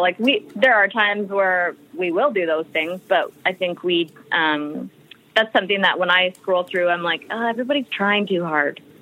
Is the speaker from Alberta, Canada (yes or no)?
yes; Alberta, Canada; moved away as an adult; also born or lived in Vancouver, Canada; now in United States; I grew up in Alberta, Canada, and then I had moved out to Vancouver on a dance scholarship